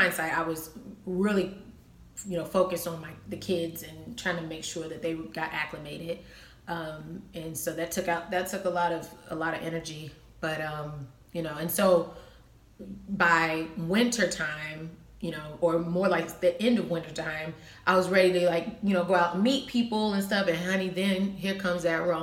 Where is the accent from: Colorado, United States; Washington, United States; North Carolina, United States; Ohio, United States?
Ohio, United States; Cincinnati; moved away as an adult; now in Las Vegas, United States; I'm not in my hometown anymore